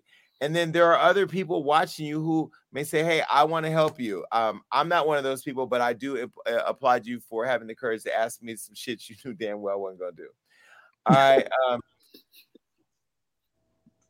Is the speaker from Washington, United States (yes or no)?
no; Stockton, California, United States; now in Los Angeles, United States; I'm from Stockton